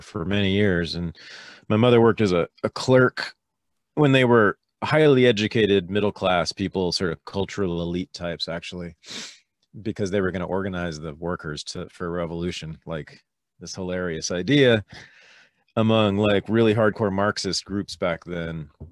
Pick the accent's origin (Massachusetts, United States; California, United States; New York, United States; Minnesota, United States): California, United States; Berkeley; I was born in Berkeley, California, in the San Francisco Bay Area in nineteen sixty-five